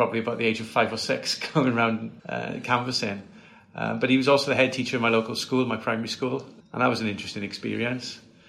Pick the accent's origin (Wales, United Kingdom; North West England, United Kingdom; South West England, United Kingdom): Wales, United Kingdom; a village near Bargoed, Caerphilly; I grew up in a village very close to Bargoed in the Caerphilly constituency. I was born in Caerphilly Miners.